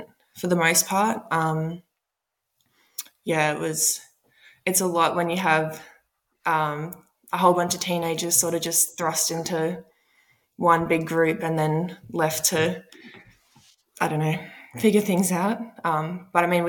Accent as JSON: {"language": "English", "region": "Queensland", "country": "Australia", "tie": "born or raised there", "also_born_or_lived": "Washington, D.C., United States", "said": "I was born in Washington, D.C., and then I think I was one when my parents moved to Australia. So I've pretty much been in Australia my whole life. So very much an Australian."}